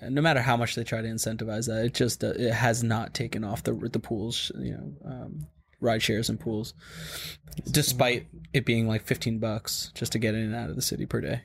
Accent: Long Island and Queens, New York, United States; Long Island and Queens

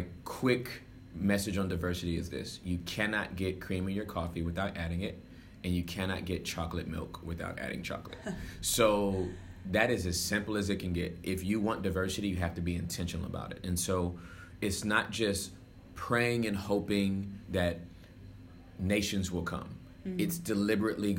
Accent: Inglewood, California, United States; now in Texas, United States; I am originally from Southern California

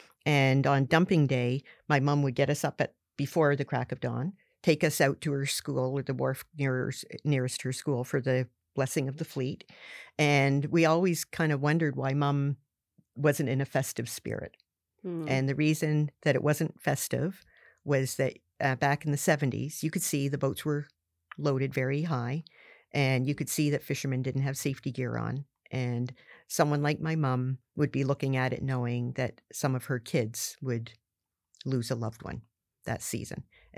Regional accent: Barrington Passage, Nova Scotia, Canada; growing up in Southwest Nova Scotia, all my life, a shout out to Barrington Passage, but mm-hmm. it's a lobster fishing community.

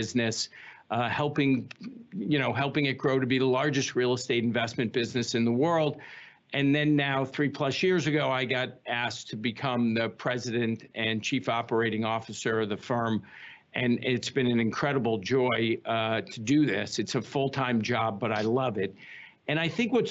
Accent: Chicago, Illinois, United States; moved away as an adult; also born or lived in Pennsylvania; I grew up in suburban Chicago

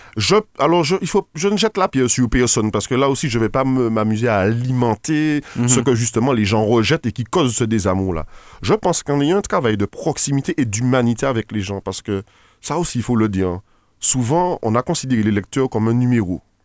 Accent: Martinique; en tant que Martiniquais

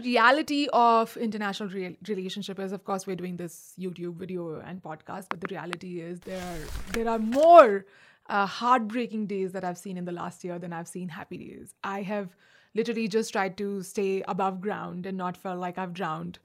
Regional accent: India; moved away; also born or lived in Agra / Delhi / Mumbai; I'm also Indian

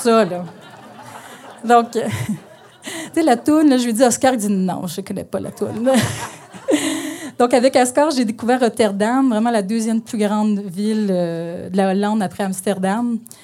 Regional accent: northern Ontario, Canada; mon, enfance à la campagne, euh, parce que je viens du nord de l'Ontario

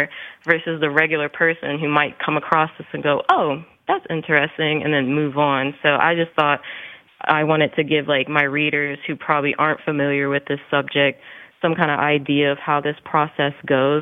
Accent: Columbus, Ohio, United States; in my own hometown, because I'm from Columbus, Ohio

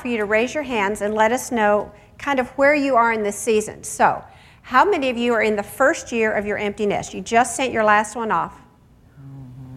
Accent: near Chicago, Illinois, United States; I grew up near Chicago

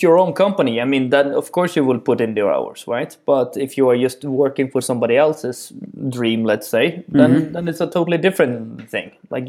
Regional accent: Netherlands; before we just say, I'm from the Netherlands, and then, okay, that's good.

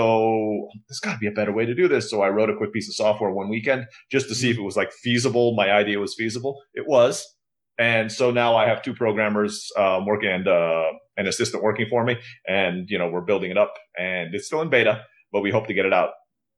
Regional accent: Istanbul, Turkey; also born or lived in Philippines; now in Mexico; I was born in the Philippines. I grew up in Istanbul, Turkey. My dad's from the United States, but grew up in Rhodesia. And I have been living in Mexico for the last 12 years because my wife's Mexican.

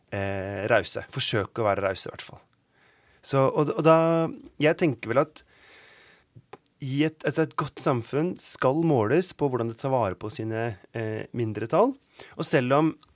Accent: Oslo, Norway; moved away; also born or lived in Bergen; jeg ikke akkurat har vokst opp med nynorsk. Jeg er fra Oslo

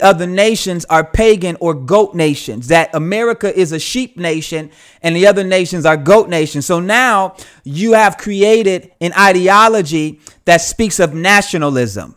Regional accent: United States; I'm from the United States.

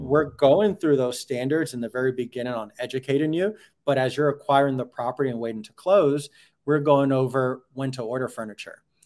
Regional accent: New York, United States; moved away; I'm from up north, so I'm from New York. I'm used to old uh, Victorian buildings

